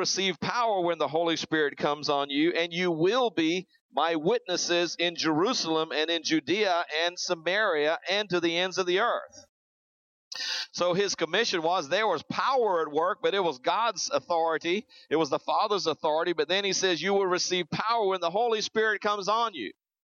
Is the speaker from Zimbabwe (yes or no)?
yes; Zimbabwe; also born or lived in South Africa; I grew up over in Africa. My parents were missionaries over there, born in South Africa, lived there 2 years. We moved to the country of Rhodesia and went through the 10 years of war before it came to Zimbabwe.